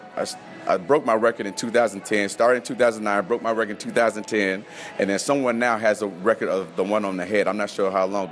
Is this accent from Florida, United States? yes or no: no; Las Vegas, Nevada, United States; also born or lived in Missoula, United States; So born and raised in Las Vegas, went hot straight to cold.